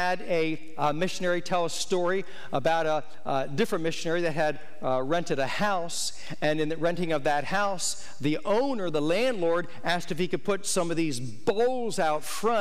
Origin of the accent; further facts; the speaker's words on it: United States; I'm American